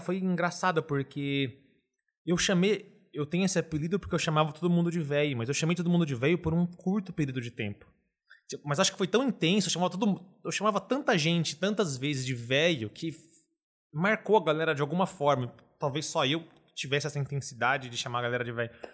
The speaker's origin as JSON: {"language": "Portuguese", "town": "Ribeirão Preto", "region": "São Paulo", "country": "Brazil", "tie": "born or raised there", "also_born_or_lived": "Uberlândia, Minas Gerais", "said": "vim de Ribeirão Preto"}